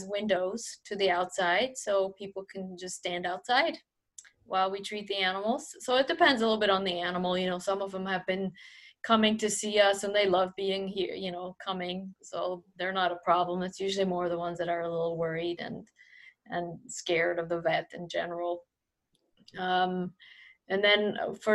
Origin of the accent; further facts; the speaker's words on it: Switzerland; moved away as an adult; now in United States; growing up in Switzerland